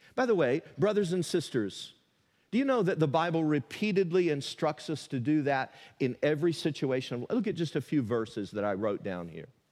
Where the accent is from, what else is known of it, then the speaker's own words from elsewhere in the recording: Tennessee, United States; a fifteen-year-old teenager growing up in Tennessee